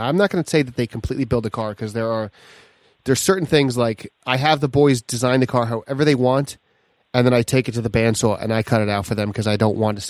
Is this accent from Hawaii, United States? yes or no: no; Long Island, New York, United States; also born or lived in Geneseo, New York; I'm from Long Island, and as a Long Islander, I understand the fact that the minute you step north of the Bronx, you're in upstate New York. However, I did go to college in Geneseo